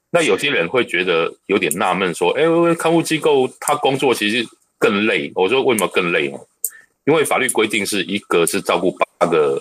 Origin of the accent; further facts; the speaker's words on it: Taiwan; 你若以我们台湾人来讲